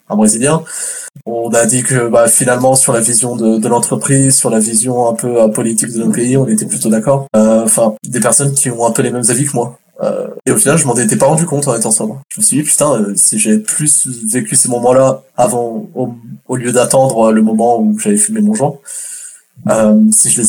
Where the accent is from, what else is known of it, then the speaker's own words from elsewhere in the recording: France; now in Canada; à la base je suis français, euh, j'ai grandi en France, ça fait que neuf mois que je suis au Québec.